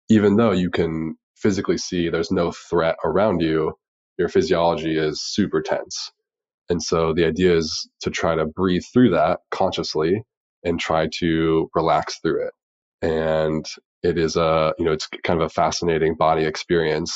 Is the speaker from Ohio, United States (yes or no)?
yes; Dayton, Ohio, United States; growing up in Dayton, Ohio